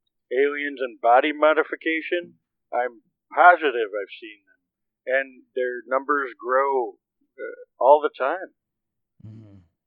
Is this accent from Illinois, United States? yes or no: yes; Wheaton, Illinois, United States; Well, I mean, I'm from Wheaton, Illinois.